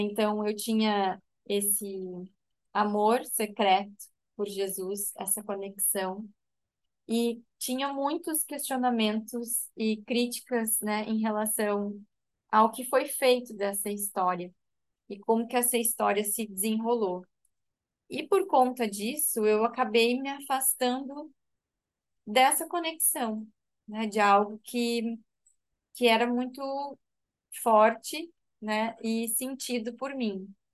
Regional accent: Rio Grande do Sul, Brazil; now in Santa Catarina, Brazil; É, eu sou gaúcha, mas atualmente moro em Santa Catarina.

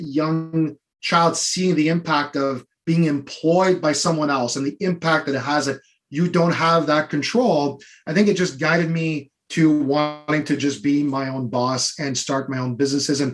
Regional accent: Ottawa, Ontario, Canada; in my area when I grew up in Ottawa

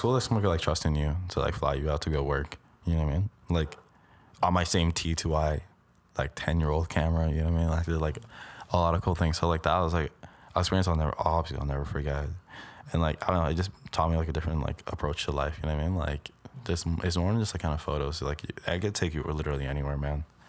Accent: Brampton, Ontario, Canada; I'm from Brampton

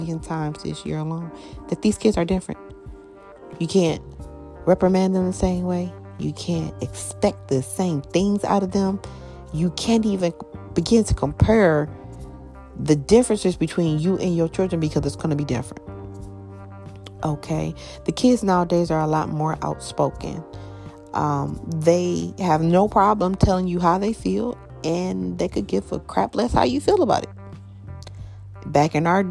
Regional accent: Michigan, United States; I'm from Michigan

